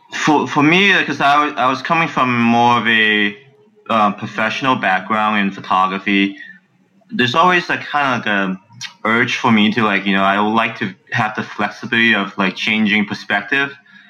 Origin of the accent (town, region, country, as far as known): San Francisco, California, United States; born or raised there; also born or lived in China